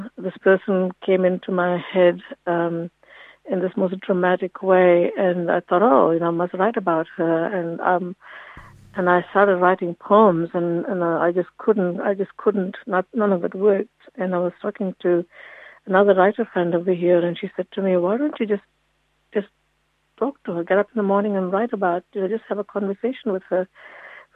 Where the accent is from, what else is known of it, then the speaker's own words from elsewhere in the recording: Dunedin, Otago, New Zealand; moved away as an adult; now in Wellington, New Zealand; when my father migrated from India to Dunedin, he was at the medical school, and I grew up in Dunedin and went to university there, and had family there before I moved to Wellington